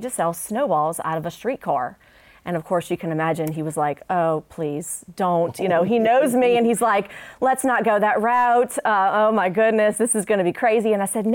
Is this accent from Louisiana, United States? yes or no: yes; New Orleans, Louisiana, United States; now in Shreveport, United States; growing up in New Orleans